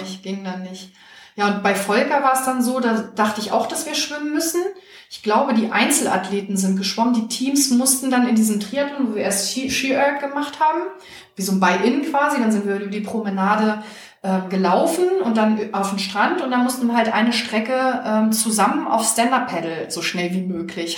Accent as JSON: {"language": "German", "town": "Hanover", "region": "Lower Saxony", "country": "Germany", "tie": "born or raised there", "also_born_or_lived": "Czech Republic", "said": "dann bin ich hier groß geworden, habe aber die Ferien eigentlich immer bei meiner Familie in Tschechien verbracht"}